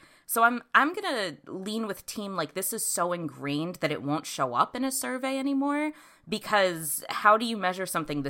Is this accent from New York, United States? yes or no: yes; New York, United States; moved away as an adult; now in Massachusetts, United States; You all know that I'm not from Massachusetts, though I've been here for a decade. But every time I go home to New York